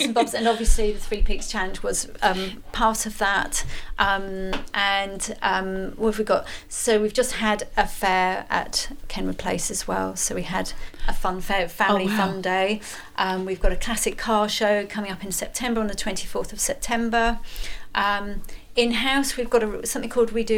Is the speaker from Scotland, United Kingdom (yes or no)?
yes; Edinburgh, Scotland, United Kingdom; I was born in Edinburgh